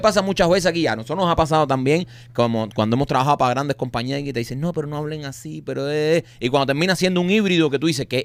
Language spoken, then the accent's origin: Spanish; Cuba; como los cubanos